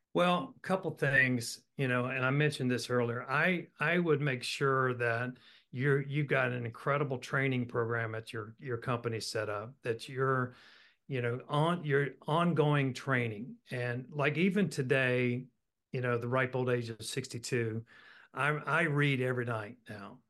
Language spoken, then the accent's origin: English; Roanoke, Virginia, United States; But I was born and raised in Roanoke, Virginia, went to Virginia Tech.